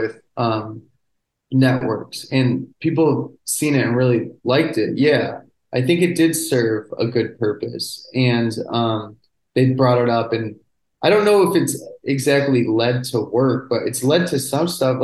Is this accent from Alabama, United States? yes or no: no; Chicago, Illinois, United States; I was from Chicago